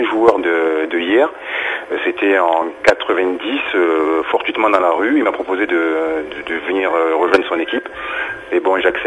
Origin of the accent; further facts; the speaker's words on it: Marseille, Provence-Alpes-Côte d'Azur, France; also born or lived in Lomé, Togo; Je suis natif de Marseille, donc euh, j'ai toujours habité Marseille.